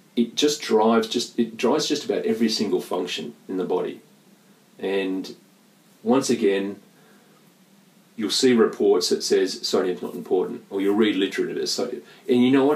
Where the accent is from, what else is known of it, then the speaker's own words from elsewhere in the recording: Perth, Western Australia, Australia; moved away; a North Beach boy. I grew up in North Beach